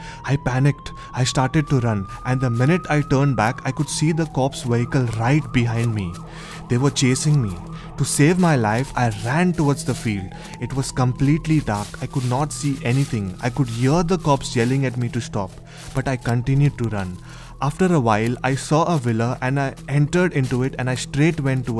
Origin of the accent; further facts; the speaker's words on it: Goa, India; now in Santamol, India; I was born and brought up in Goa, and I am currently studying and preparing for my TYBCOM. I live near the DiMello's house, which is in Santamol, Goa.